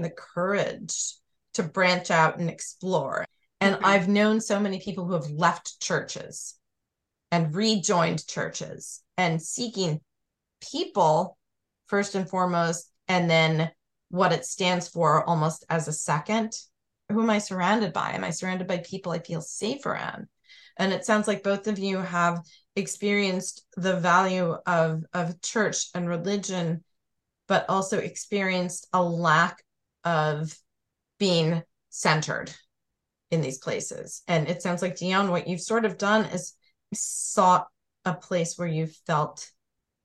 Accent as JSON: {"language": "English", "region": "New York", "country": "United States", "tie": "born or raised there", "said": "growing up in New York"}